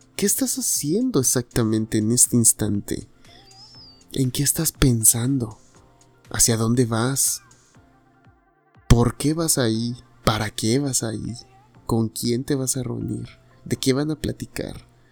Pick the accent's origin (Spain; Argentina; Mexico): Mexico; Tuxtepec, Oaxaca; now in Guadalajara, Mexico; soy de Oaxaca